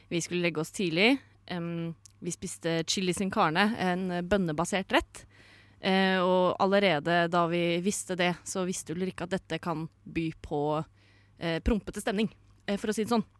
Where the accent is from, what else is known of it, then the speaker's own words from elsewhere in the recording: Sande, Vestfold, Norway; Fra Sande i Vestfold